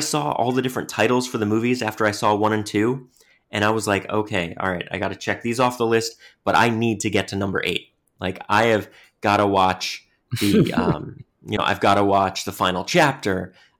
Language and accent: English; New York, United States; also born or lived in Bronx; I grew up in New York, and, you know, until I was 10, we lived in the Bronx, and I got to go to Manhattan all the time. And even when we moved away from the Bronx, we were still only an hour train ride from the city.